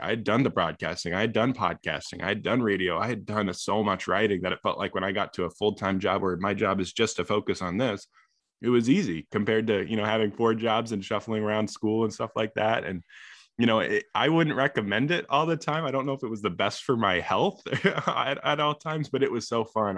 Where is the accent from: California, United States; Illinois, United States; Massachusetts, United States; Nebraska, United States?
Illinois, United States; I grew up in Illinois